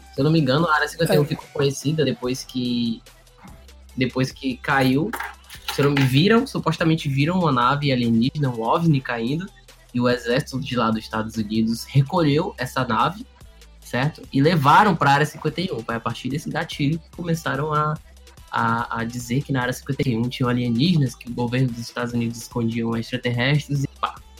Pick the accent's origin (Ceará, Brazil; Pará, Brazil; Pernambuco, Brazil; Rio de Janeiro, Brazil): Ceará, Brazil; Fortaleza; eu e o Rafael, a gente é de Fortaleza, aqui no Ceará.